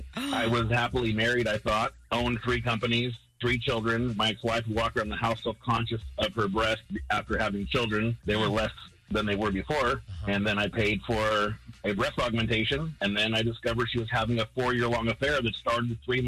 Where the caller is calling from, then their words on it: St. Augustine, Florida, United States; I'm calling from St. Augustine.